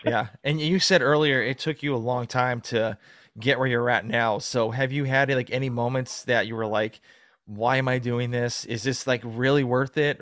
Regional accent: Massachusetts, United States; moved away as an adult; now in Georgia, United States; I'm from the East Coast, so I'm from originally from Massachusetts

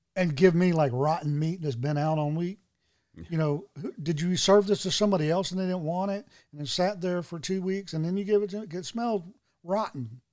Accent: North Carolina, United States; growing up in North Carolina

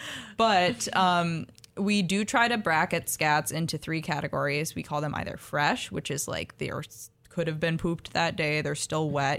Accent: Minnesota, United States; I grew up in Minnesota

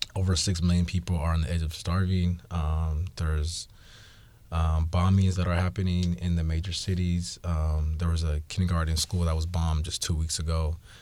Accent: Seattle, Washington, United States; I was born in Seattle

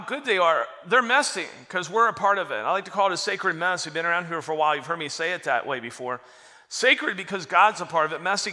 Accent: Florida, United States; I grew up in Florida, out in the bay

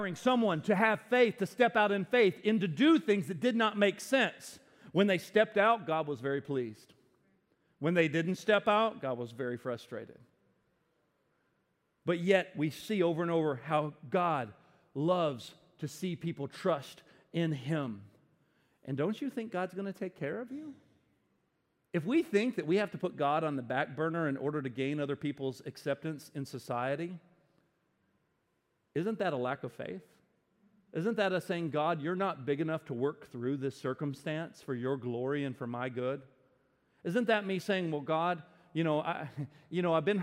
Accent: the South, United States; I grew up in the South. The Bible Belt, the buckle of the Bible Belt

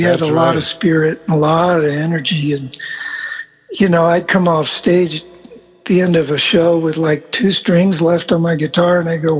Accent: Argentina; born there; also born or lived in South America / São Paulo, Brazil; Yeah, and I grew up in South America. I was born in Argentina.

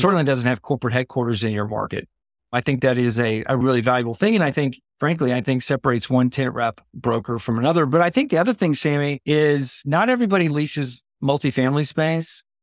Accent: Houston, Texas, United States; I grew up in Houston

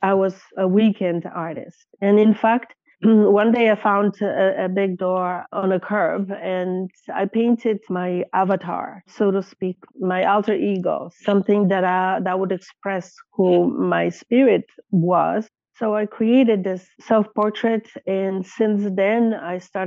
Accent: Poland; moved away as an adult; now in Canada; I was a newcomer to this country. I came here when I was 20 from Poland

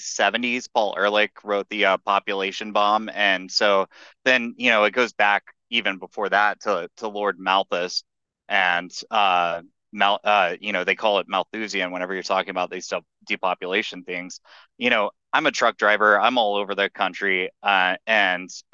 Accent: Texas, United States; I'm from Texas

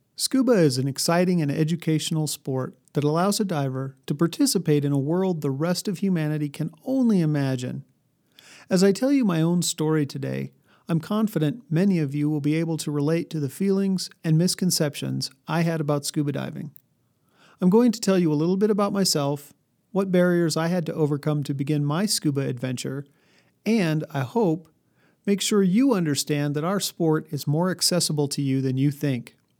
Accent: New Mexico, United States; also born or lived in Colorado; I grew up in New Mexico and Colorado, a thousand miles from any ocean.

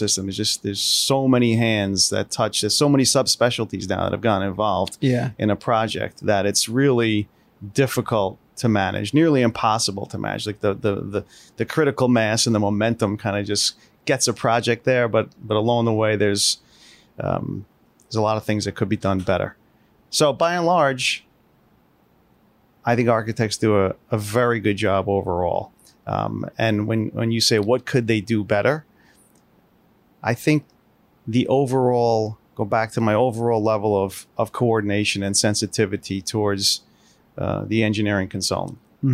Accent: Hasbrouck Heights, New Jersey, United States; I grew up in the small town of Hasbrook Heights, New Jersey, in northern New Jersey, in southern Bergen County. When people say that, they say, where's that? I like to say, you ever hear of Hackensack?

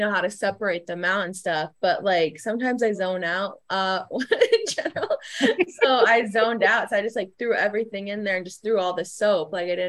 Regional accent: Phoenix, Arizona, United States; moved away; I'm originally from Phoenix, so it's really dry.

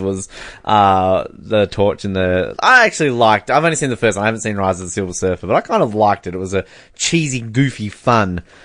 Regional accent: Australia; as an Australian

